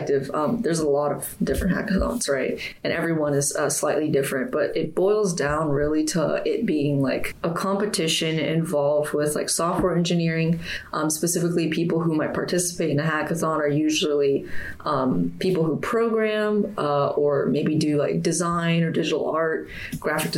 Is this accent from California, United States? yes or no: yes; Sacramento, California, United States; also born or lived in Temple, Texas / Tampa, Florida; now in Gainesville, United States; I was born in Temple, Texas, and I was raised in Sacramento, California. And presently, I'm from Tampa, Florida, but I'm living in Gainesville